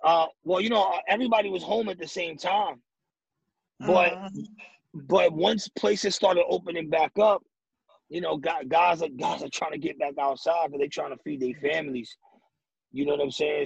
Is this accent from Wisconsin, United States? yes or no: no; New York City, New York, United States; I'm from the Bronx